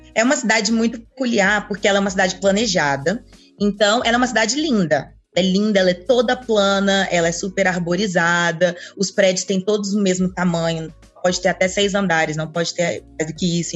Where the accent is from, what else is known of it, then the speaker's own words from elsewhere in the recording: Brasília, Federal District, Brazil; also born or lived in Anápolis, Goiás; eu sou de Anápolis, mas eu cresci a minha vida toda em Brasília